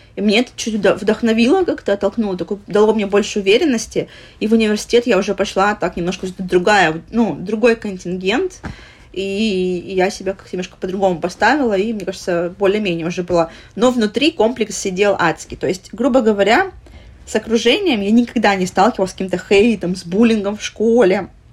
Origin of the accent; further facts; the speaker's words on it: Vladivostok, Primorsky Krai, Russia; moved away as an adult; now in Philippines; мы из Владивостока